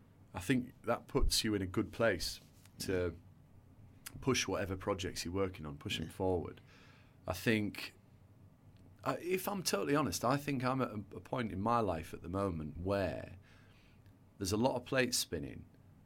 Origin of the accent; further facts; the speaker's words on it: England, United Kingdom; I do think in the UK, and I'm not saying this because we're English, but we have got it a bit more balanced